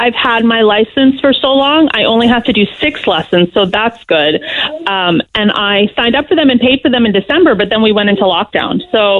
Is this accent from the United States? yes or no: yes; Florida, United States; moved away as an adult; also born or lived in Orlando, Florida; now in Ireland; I grew up in Florida and we lived in Orlando before we left